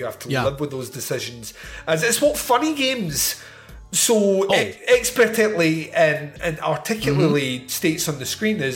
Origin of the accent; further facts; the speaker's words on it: Scotland, United Kingdom; I'm Scottish.